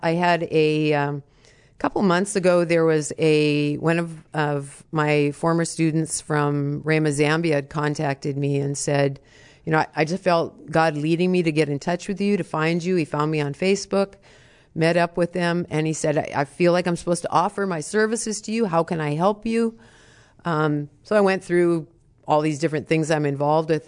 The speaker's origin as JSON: {"language": "English", "country": "United States", "said": "I'm an American"}